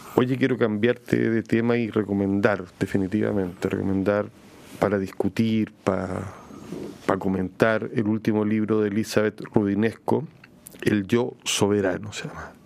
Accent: Chile; nosotros como chilenos

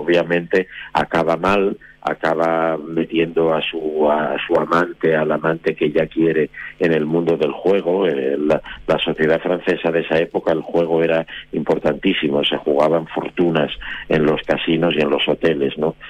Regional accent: Oviedo, Asturias, Spain; yo soy de Oviedo, yo nací en Oviedo y debuté en Oviedo hace mucho tiempo

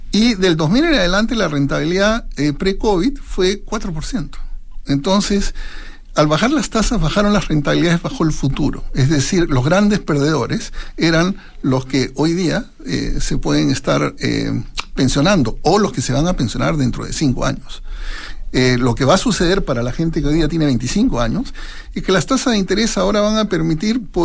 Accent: Peru; now in Chile; yo tengo confianza en Chile, 26 años, mi señora alemana, yo nací en el Perú, soy peruano y soy norteamericano, 26 eh, años viviendo en este país

